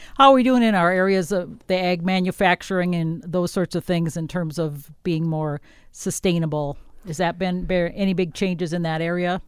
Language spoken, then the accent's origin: English; Wisconsin, United States; now in southern Minnesota, United States; I'm from Wisconsin where it was mainly dairy